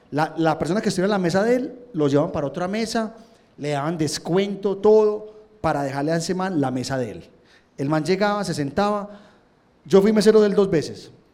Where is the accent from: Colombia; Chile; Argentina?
Colombia; uno como colombiano